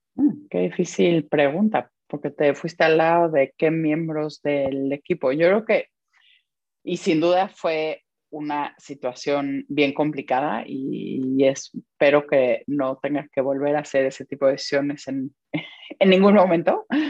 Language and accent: Spanish; Mexico; moved away as an adult; also born or lived in Belgium; now in London, United Kingdom; me siento muy mexicana